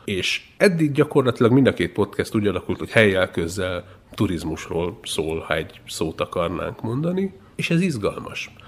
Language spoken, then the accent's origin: Hungarian; Transylvania, Romania; first language Hungarian; én egy szorvány vidékről származom, én egyszerre tanultam meg a két nyelvet